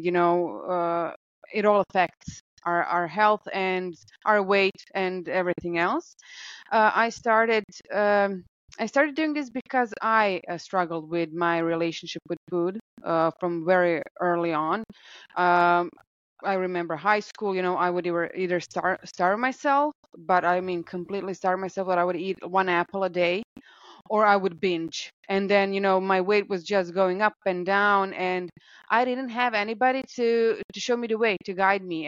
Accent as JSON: {"language": "English", "country": "Croatia", "said": "I'm from Croatia"}